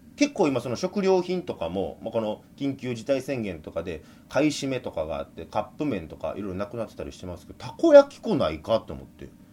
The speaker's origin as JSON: {"language": "Japanese", "town": "Kobe", "region": "Hyogo", "country": "Japan", "tie": "born or raised there", "said": "やっぱ僕神戸出身ですから"}